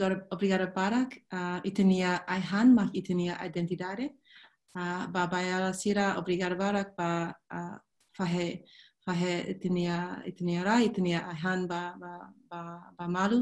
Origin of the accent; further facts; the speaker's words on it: Sydney, New South Wales, Australia; growing up in Sydney